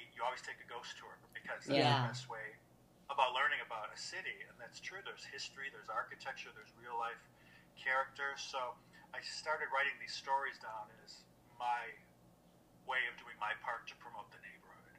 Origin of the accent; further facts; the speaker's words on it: Wisconsin, United States; moved away as an adult; also born or lived in Europe; now in Louisville, United States; I'm from Wisconsin originally, and I ended up here in the 90s